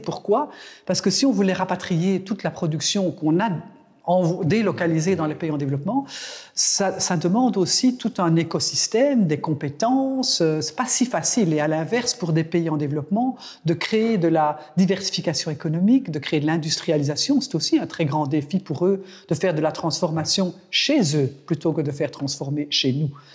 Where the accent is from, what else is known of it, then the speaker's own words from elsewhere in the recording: Belgium; chez nous, en Belgique